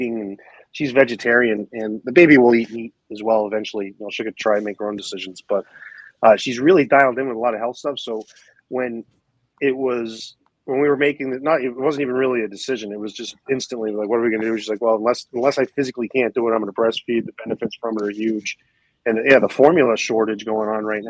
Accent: Maine, United States; moved away as an adult; also born or lived in Miami / Northeast; now in Orlando, United States; I'm from Maine originally.

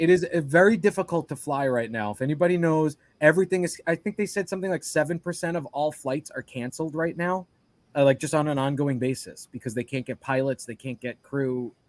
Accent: New York, United States; moved away; when you live in New York

